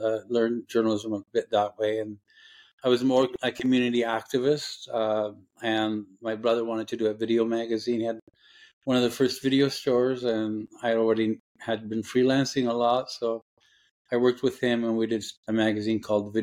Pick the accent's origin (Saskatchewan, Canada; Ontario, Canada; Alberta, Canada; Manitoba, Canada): Ontario, Canada; Toronto; also born or lived in Lebanon; I grew up, for my first 10 years, I was in Lebanon, and we grew up North Toronto in a suburb called Rexdale